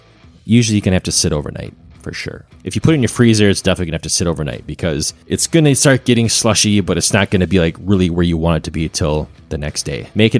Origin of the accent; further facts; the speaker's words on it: Wisconsin, United States; growing up in Wisconsin and drinking these cocktails at Christmas time.